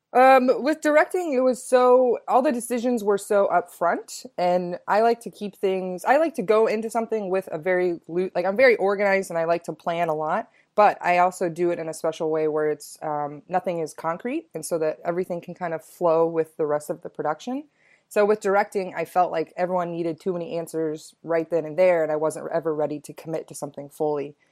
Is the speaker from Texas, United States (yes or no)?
yes; Texas, United States; moved away as an adult; also born or lived in Chicago; I'm from Texas originally